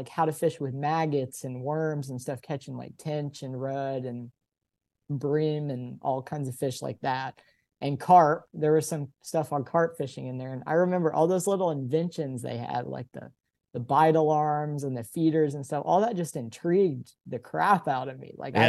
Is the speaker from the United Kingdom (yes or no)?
no; Dallas, Texas, United States; moved away; So I grew up in Dallas, and the Dallas area, I've learned from living in a lot of other places, the Dallas area is just insanely rich in fishing spots, especially just urban fishing spots